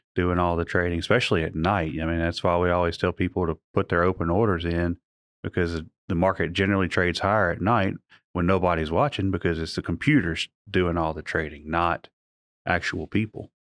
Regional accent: Alexandria, Louisiana, United States; I'm originally from Alexandria

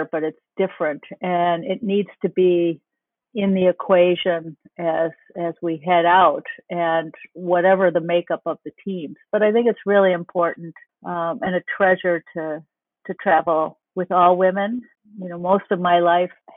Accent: Minnesota, United States; as a Minnesotan

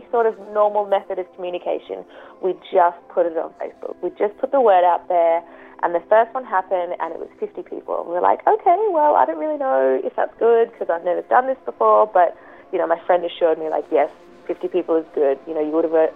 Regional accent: Adelaide, South Australia, Australia; I grew up in Adelaide, I'm friends with, like, quite a lot of people

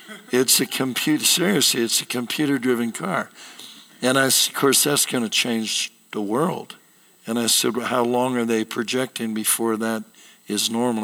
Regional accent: Seattle, Washington, United States; I was born and raised in Seattle

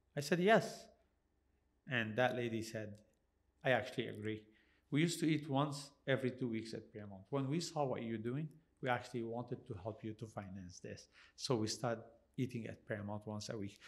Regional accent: Canada

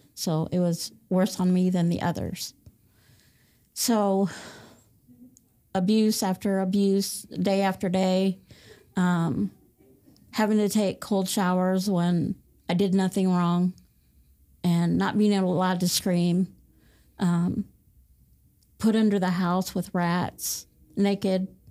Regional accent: Fort Wayne, Indiana, United States; I was born and raised in Fort Wayne, Indiana

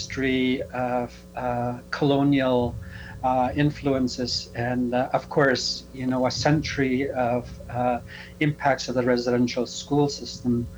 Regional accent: Reindeer Lake, northern Saskatchewan, Canada; now in Prince Albert, Canada; I am from Reindeer Lake. It's about 3 hours north of La Ronge, okay, in northern Saskatchewan.

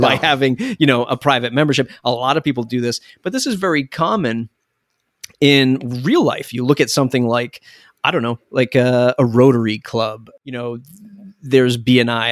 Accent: Boston, Massachusetts, United States; I'm from the Boston area

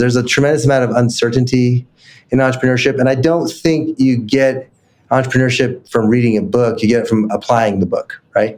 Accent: Salt Lake City, Utah, United States; I grew up in Salt Lake

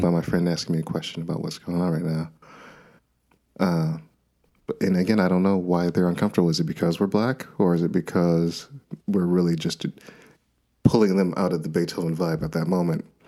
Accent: Minnesota, United States; I was born and raised in Minnesota

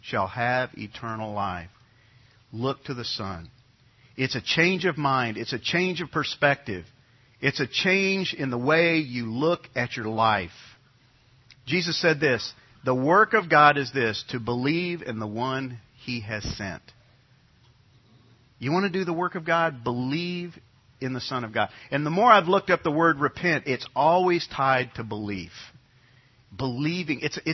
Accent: New York, United States; when I grew up in New York, all of my friends were Catholic

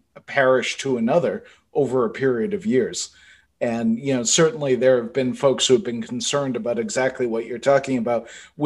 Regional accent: Boston, Massachusetts, United States; moved away; as a Bostonian

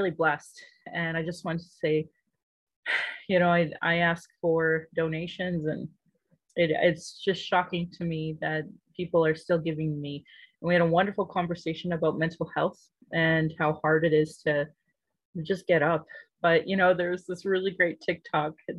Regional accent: Calgary, Alberta, Canada; I was born in Calgary

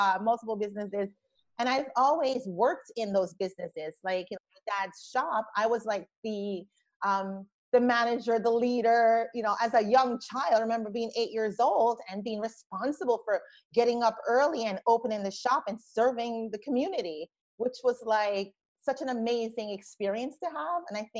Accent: Brooklyn, New York, United States; also born or lived in Jamaica; I grew up in Brooklyn through teenage years. Went to school in Brooklyn. So I felt like I left the Caribbean, but going to Brooklyn in Crown Heights, Flatbush.

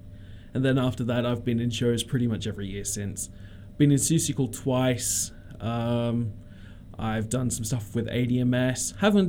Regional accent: Australia; I am Australian, I assure you.

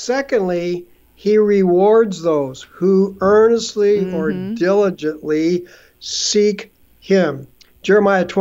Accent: just east of Los Angeles, Southern California, United States; now in Canada; I grew up in Southern California, just east of Los Angeles

